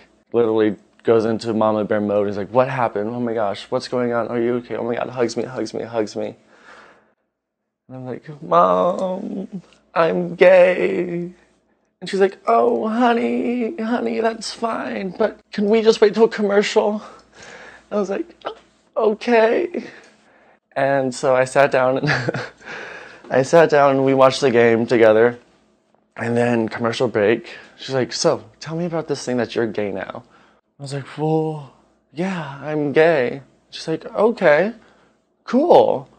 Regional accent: Bremerton, Washington, United States; from Bremerton, Washington. Being from Washington, the Seattle area, we have a lot of pride in our town. I even have a Seattle tattoo.

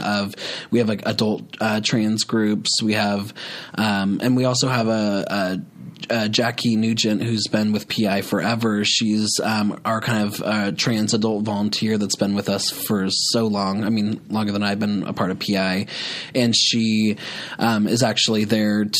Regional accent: Healdsburg, California, United States; also born or lived in Santa Rosa, California; when I grew up in Healdsburg, I mean, you know, Healdsburg was a great area to grow up

